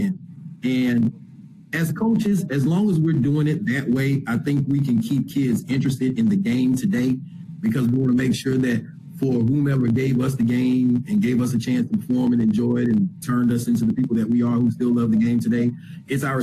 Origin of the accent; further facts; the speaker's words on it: Florida, United States; moved away; I'm originally from Florida